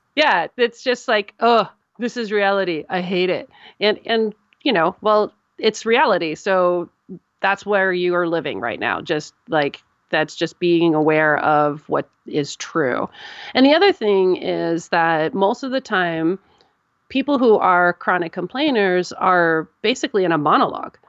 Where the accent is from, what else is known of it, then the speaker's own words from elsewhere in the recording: United States; I'm an American